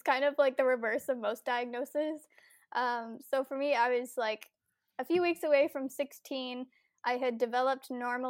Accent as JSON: {"language": "English", "region": "Ontario", "country": "Canada", "said": "I am from Ontario, Canada, and I will actually be 25 next week."}